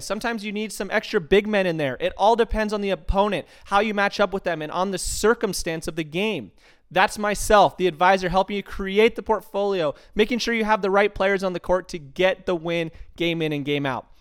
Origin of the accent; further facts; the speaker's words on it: Tucson, Arizona, United States; Growing up in Tucson, Arizona, everything, I, I'm seriously saying everything is all about University of Arizona Athletics